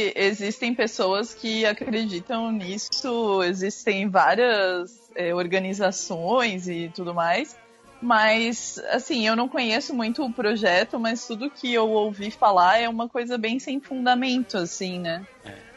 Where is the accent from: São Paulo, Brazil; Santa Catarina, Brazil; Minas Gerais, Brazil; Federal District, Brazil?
Santa Catarina, Brazil; São Francisco do Sul; also born or lived in Balneário Camboriú; now in Joinville, Brazil; Eu sou, eu sou daqui, eu nasci em São Francisco do Sul.